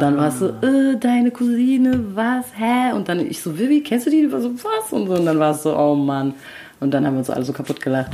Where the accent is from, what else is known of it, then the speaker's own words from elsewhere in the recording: Frankfurt, Hesse, Germany; ich bin in Frankfurt geboren und zwar in Höchst